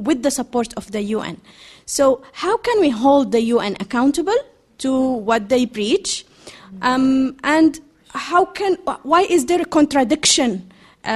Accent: Yemen; I'm from Yemen

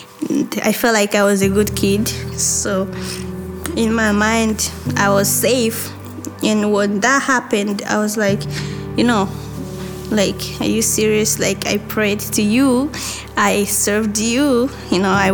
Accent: Tanzania; first language Kirundi; English is a second language; also born or lived in Burundi; I grew up in Tanzania, in the refugee camp

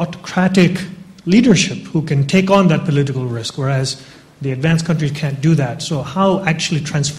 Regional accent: United States; moved away as an adult; now in United Kingdom; I'm an American, but I just finished business school here in the UK.

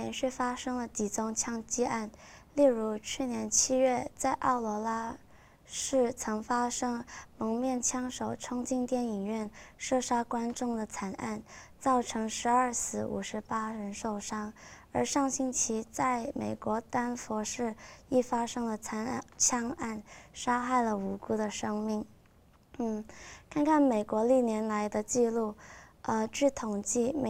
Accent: Hong Kong; now in London, United Kingdom; 呃，我来自香港，呃，我就读于呃伦敦经济政治经济学院，我是一年级的学生

